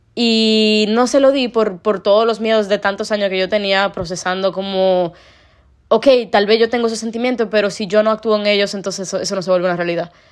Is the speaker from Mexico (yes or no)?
no; Dominican Republic; ser una persona de República Dominicana